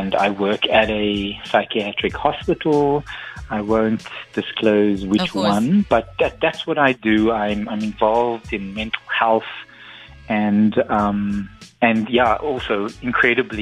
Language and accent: English; Cape Town, Western Cape, South Africa; also born or lived in Kensington, Cape Town; I grew up in Belhar and went to Erika Primary.